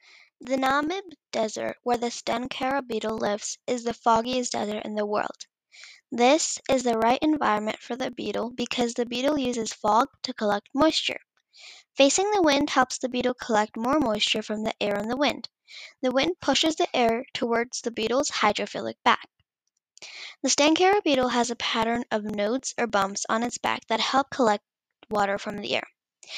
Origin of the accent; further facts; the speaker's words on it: India; 2 years ago, when I visited my home country, India, I realized that many people suffer without clean water to drink.